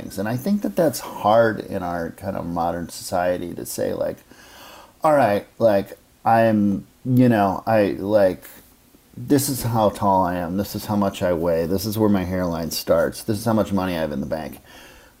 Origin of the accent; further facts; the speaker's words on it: Minneapolis, Minnesota, United States; moved away as an adult; now in New York, United States; my hometown of Minneapolis